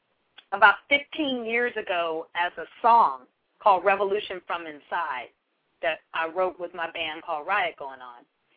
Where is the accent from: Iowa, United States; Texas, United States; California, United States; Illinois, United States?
California, United States; Berkeley; I'm from Berkeley, California. It's very liberal, very question authority sort of place to live